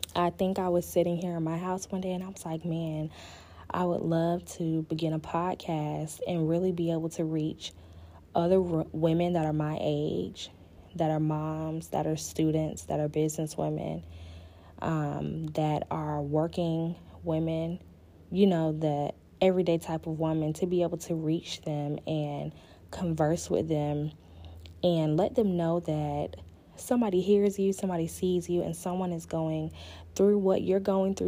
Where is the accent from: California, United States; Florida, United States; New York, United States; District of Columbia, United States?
Florida, United States; Panama City; also born or lived in Pensacola, Florida / Virginia; I am originally from Panama City, Florida. Um, I was born in Pensacola, but I was raised in Panama City all of my life